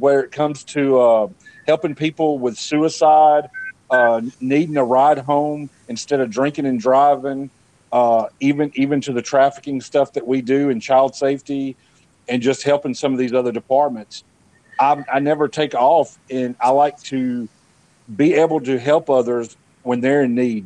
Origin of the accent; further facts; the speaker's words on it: Montgomery, Alabama, United States; I'm from Montgomery